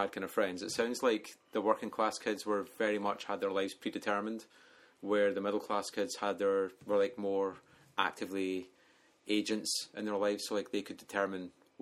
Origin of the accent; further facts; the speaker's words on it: Edinburgh, Scotland, United Kingdom; moved away; also born or lived in England; I'm from Edinburgh